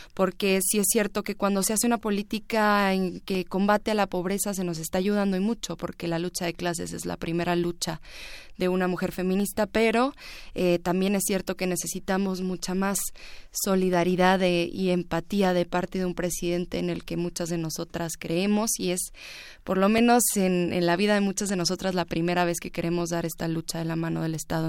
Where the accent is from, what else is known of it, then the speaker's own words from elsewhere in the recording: Ciudad Juárez, Chihuahua, Mexico; en Ciudad Juárez, en donde yo nací